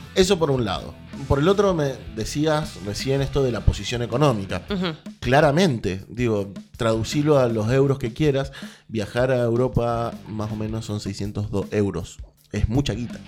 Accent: Argentina; ser argentino

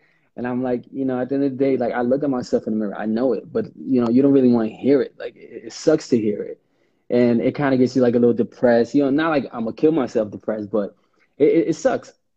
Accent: New York City, New York, United States; born and raised in Harlem

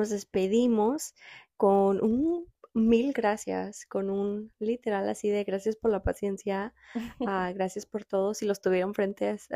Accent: Guadalajara, Jalisco, Mexico; moved away; Nosotros somos tapatías, tapatías, de Guadalajara, Jalisco nacidas.

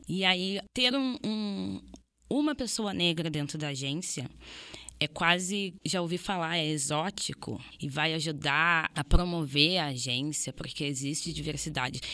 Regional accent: Brazil; eu enquanto brasileira estou num país colonizado

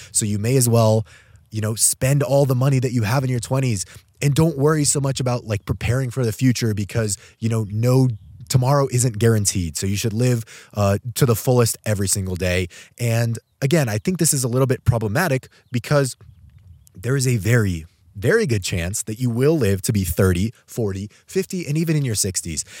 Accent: Albuquerque, New Mexico, United States; moved away as an adult; I'm actually traveling right now back home to my hometown of Albuquerque, New Mexico. I grew up here for my first eighteen years

